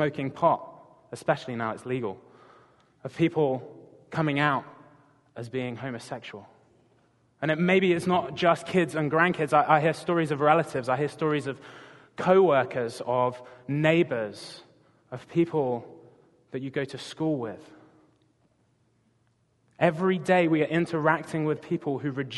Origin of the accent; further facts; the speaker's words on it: England, United Kingdom; moved away as an adult; now in Gig Harbor, United States; I'm not from around these parts originally, if you haven't already guessed. I'm from England